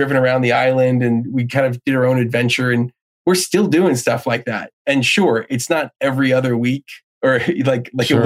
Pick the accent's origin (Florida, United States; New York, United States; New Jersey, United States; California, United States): New Jersey, United States; I grew up in New Jersey